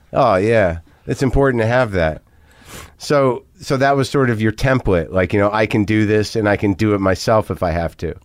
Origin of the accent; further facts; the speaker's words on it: New Mexico, United States; moved away; also born or lived in New Jersey; I'm originally from Jersey, but I grew up in New Mexico.